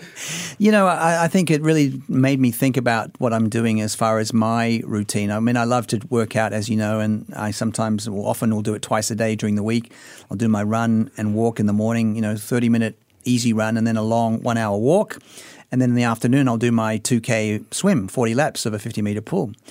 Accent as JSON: {"language": "English", "country": "Australia", "tie": "born or raised there", "said": "I've just been a recreational athlete all my life growing up in Australia"}